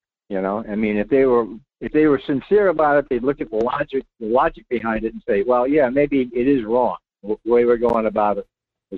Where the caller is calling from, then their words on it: Rhode Island, United States; Hey, I'm …. … in Rhode Island. How you been?